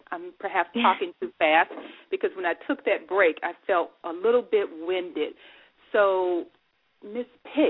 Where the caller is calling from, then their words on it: Dayton, Ohio, United States; Our switchboard is located in sunny Southern California, but I am broadcasting live from Dayton, Ohio.